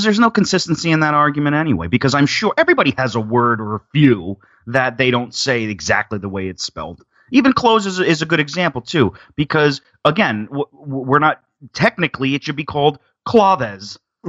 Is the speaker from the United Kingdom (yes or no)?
no; New Jersey, United States; we're from New Jersey.